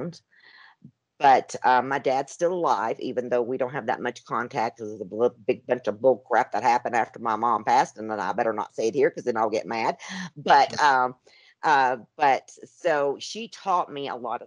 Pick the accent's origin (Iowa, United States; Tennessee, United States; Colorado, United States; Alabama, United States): Tennessee, United States; moved away as an adult; also born or lived in Arizona; I was raised in Tennessee.